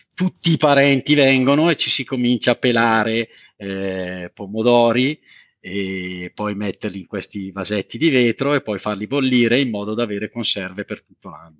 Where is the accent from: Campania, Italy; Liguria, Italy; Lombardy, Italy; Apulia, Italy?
Campania, Italy; Montella; moved away; nella mia terra natia a Montella in provincia di Avellino